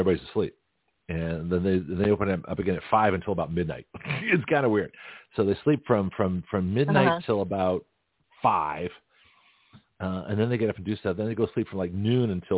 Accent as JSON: {"language": "English", "country": "United States", "said": "I'm American. I'm new here"}